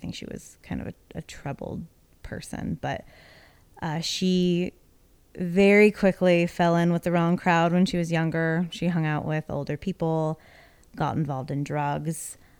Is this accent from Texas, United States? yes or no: yes; Houston, Texas, United States; born there; I've been in Texas since 2009, but actually I was born here in Houston in 1983.